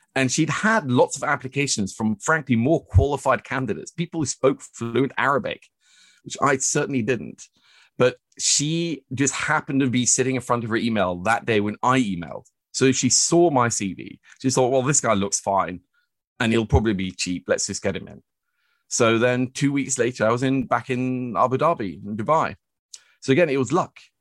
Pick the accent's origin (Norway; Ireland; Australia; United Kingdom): Norway; Oslo; moved away as an adult; I was born and raised here in Oslo at Smestad